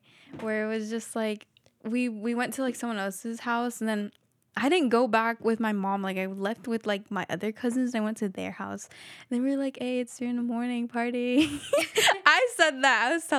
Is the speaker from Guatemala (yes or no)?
yes; Quetzaltenango, Guatemala; Like, Shela and, I don't know how to say the other one. But yeah, Shela.